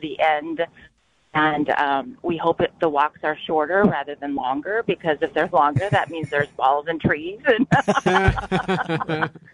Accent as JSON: {"language": "English", "region": "Wisconsin", "country": "United States", "said": "I said, Wisconsin."}